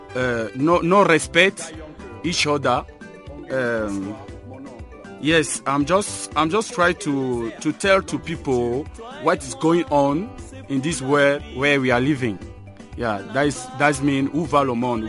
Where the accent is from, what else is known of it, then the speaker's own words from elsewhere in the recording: Cameroon; moved away; I'm from Cameroon